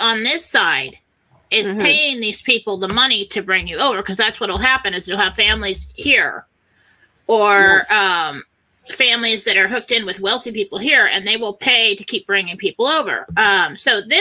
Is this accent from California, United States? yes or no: yes; San Diego, California, United States; I grew up in San Diego.